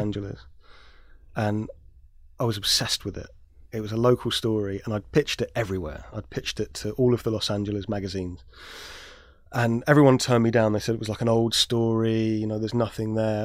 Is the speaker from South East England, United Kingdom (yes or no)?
no; London, United Kingdom; I grew up in South London